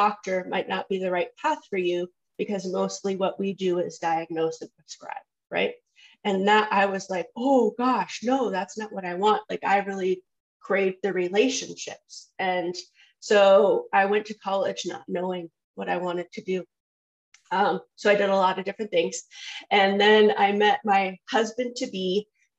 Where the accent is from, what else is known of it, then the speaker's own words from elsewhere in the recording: San Juan Island, Washington, United States; moved away as an adult; also born or lived in Seattle, Washington; now in Colorado, United States; I was born in Seattle, raised on San Juan Island